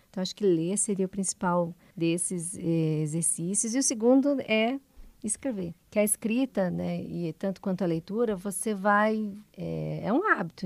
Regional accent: Curitiba, Paraná, Brazil; now in Guarapuava, Brazil; também sou curitibana

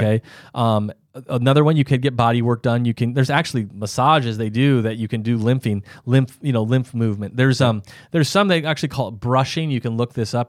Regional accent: South Dakota, United States; I'm from South Dakota, so there's not very many hills

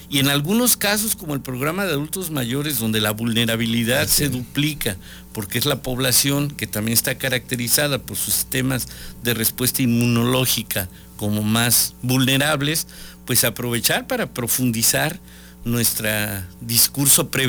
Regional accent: Mexico; necesitamos sacar lo que somos los mexicanos, somos seres solidarios

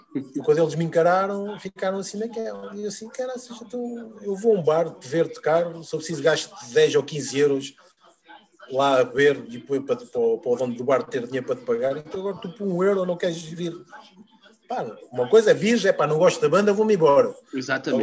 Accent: Peniche, Centro, Portugal; na minha terra, em Peniche

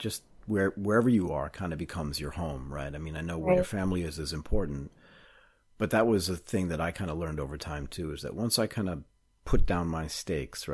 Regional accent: United States; moved away as an adult; I grew up in the United States, but I didn't. I lived my entire adult life in like another country

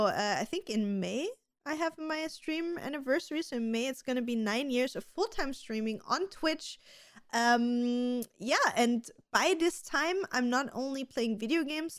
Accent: Austria; So for everybody that doesn't know me … I'm 31. I'm also from beautiful Austria.

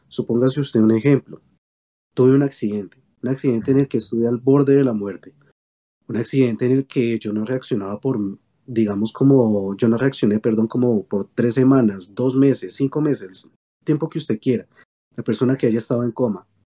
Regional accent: Colombia; nosotros como colombianos

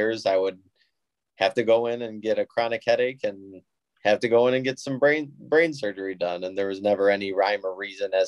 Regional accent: Toledo, Ohio, United States; also born or lived in Sylvania, Ohio; I'm from the Toledo, Ohio area. I live in Sylvania

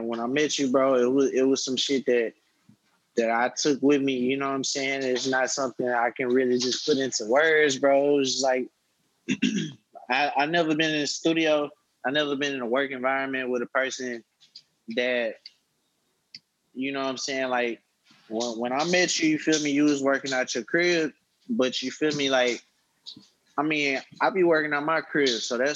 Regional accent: Houston, Texas, United States; I'm from Texas, so I grew up listening to a lot of people from the South

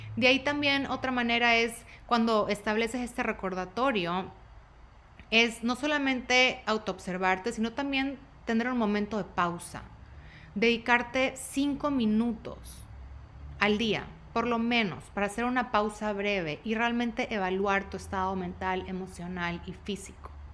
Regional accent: Guayaquil, Guayas, Ecuador; now in Dallas, United States; tengo 35 años, soy de Guayaquil, de Ecuador, vivo en Dallas

